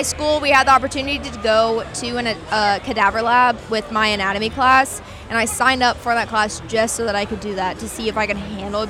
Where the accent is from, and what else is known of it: Texas, United States